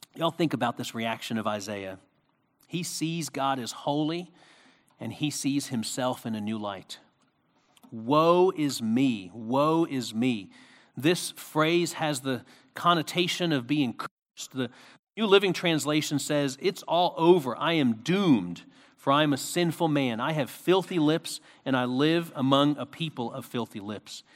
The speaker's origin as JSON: {"language": "English", "town": "Philadelphia", "region": "Pennsylvania", "country": "United States", "tie": "born or raised there", "said": "when I was a kid, um, growing up in Philadelphia, we used to have Romanian get-togethers"}